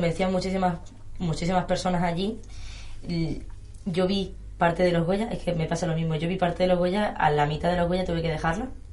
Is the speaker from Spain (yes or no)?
yes; Melilla, Spain; yo soy de Melilla